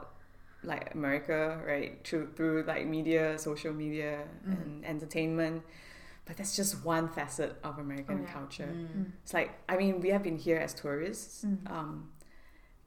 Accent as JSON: {"language": "English", "country": "Singapore", "moved": "as an adult", "lives_now": "Los Angeles, United States", "said": "speaking in Singaporean when we get in Singlish when we go home"}